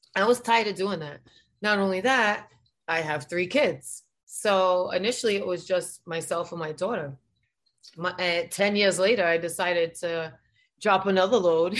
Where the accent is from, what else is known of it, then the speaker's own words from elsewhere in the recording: Providence, Rhode Island, United States; now in Florida, United States; I'm from Providence, Rhode Island